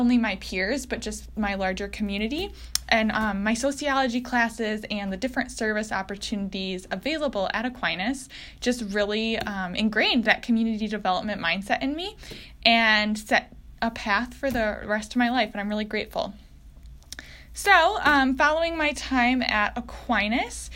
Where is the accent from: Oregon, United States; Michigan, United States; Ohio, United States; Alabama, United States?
Michigan, United States; DeWitt; also born or lived in Grand Rapids, Michigan; I am from DeWitt, Michigan